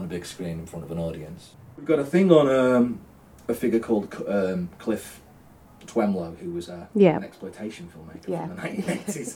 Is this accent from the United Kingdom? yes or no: yes; Salford, North West England, United Kingdom; I'm from Salford myself, and I have a certain amount of local patriotism on that level.